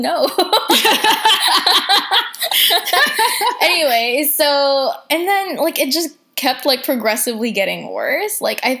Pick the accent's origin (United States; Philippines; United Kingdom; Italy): Philippines; Oh, my God. Yes, sir, I'm purebred.